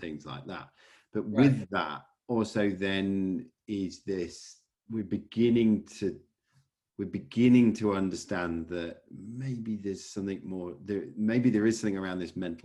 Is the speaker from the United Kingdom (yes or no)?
yes; England, United Kingdom; moved away as an adult; now in Australia; I am British, English, actually